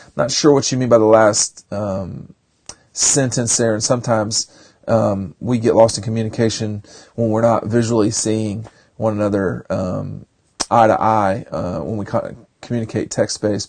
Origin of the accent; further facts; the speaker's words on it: DeKalb County, Georgia, United States; I grew up in DeKalb County, and uh, I love DeKalb County.